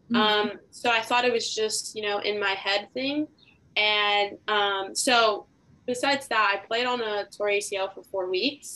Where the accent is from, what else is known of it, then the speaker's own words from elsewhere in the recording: Inglewood, California, United States; I'm from LA, California